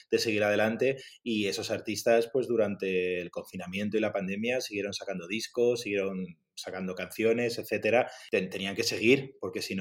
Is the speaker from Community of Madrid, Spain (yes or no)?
yes; Madrid, Community of Madrid, Spain; De Madrid.